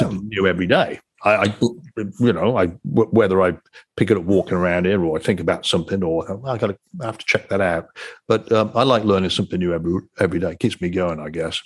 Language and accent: English; England, United Kingdom; moved away; I'm from England